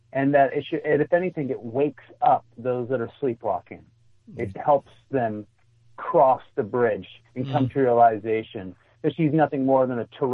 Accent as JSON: {"language": "English", "region": "Michigan", "country": "United States", "tie": "born or raised there", "said": "my home state, Michigan"}